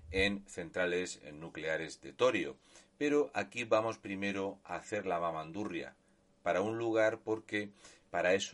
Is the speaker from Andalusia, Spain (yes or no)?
no; Region of Murcia, Spain; un murciano encabronado.